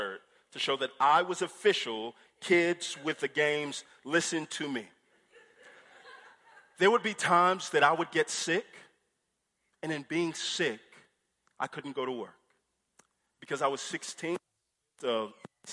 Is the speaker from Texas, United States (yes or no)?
yes; Houston, Texas, United States; I grew up in Houston, and we have a beach, Galveston